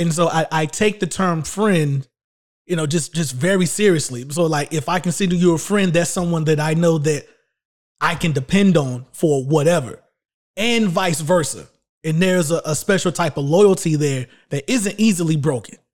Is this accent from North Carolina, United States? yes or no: yes; Shelby, North Carolina, United States; also born or lived in Charlotte, North Carolina; my hometown in Little Old Shelby, North Carolina